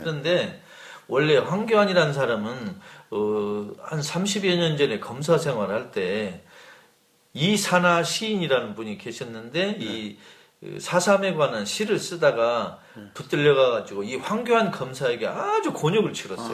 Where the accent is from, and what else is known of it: South Korea